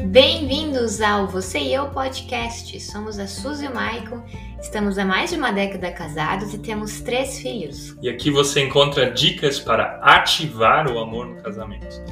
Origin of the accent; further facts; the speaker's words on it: Brazil; Nós, como brasileiros, nós temos uma imensa dificuldade de dizer não